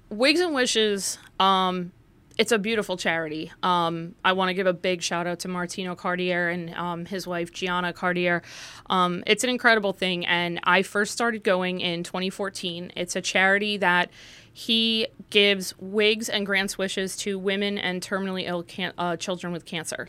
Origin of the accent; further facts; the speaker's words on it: Livingston, New Jersey, United States; also born or lived in Morris County, New Jersey; I was born and raised in Livingston, New Jersey, which is just in Essex County